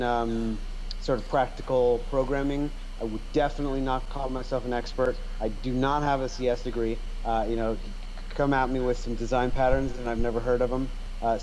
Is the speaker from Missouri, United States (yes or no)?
no; Los Angeles, California, United States; also born or lived in Austria; I'm a Los Angeles native